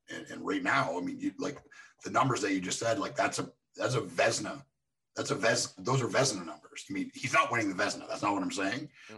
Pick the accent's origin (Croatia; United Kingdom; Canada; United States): Canada; across from Buffalo, Ontario; moved away; I grew up in Canada, like just across from Buffalo